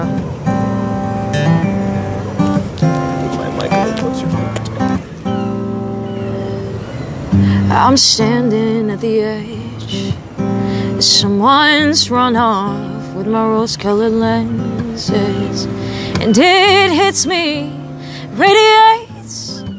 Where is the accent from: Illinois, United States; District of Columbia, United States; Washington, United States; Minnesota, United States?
Washington, United States; Marysville; also born or lived in Hilo, Hawaii; I was born in Hawaii, but moved over to Marysville, Washington when I was 4.